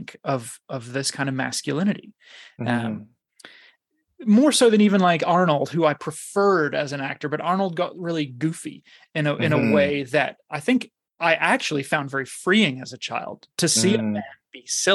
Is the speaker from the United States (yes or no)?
no; New Zealand; I grew up in New Zealand, which was sports crazy